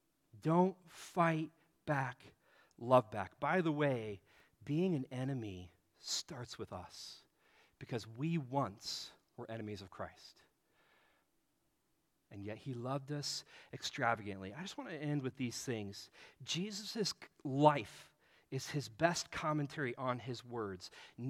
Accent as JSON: {"language": "English", "region": "Nebraska", "country": "United States", "tie": "born or raised there", "said": "Growing up in Nebraska, the team that I mean, growing up, like, the older years in Nebraska was against Oklahoma, but when it was my age, it was Nebraska versus Colorado."}